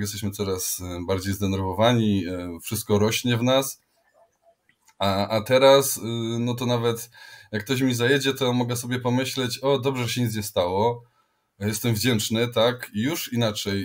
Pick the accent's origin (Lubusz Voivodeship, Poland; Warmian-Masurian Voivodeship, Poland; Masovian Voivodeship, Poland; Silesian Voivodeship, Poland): Silesian Voivodeship, Poland; accent: Silesian; mówiliśmy do siebie jak najwięcej po śląsku